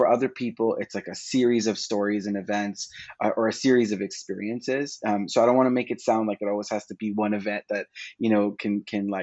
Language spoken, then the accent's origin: English; Toronto, Ontario, Canada; I was born and raised in Scarborough, Ontario